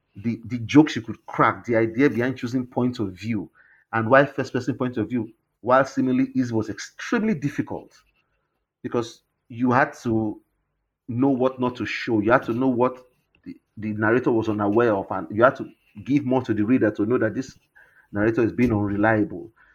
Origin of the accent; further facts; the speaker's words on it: Warri, Delta, Nigeria; Warri, where I grew up in the Niger Delta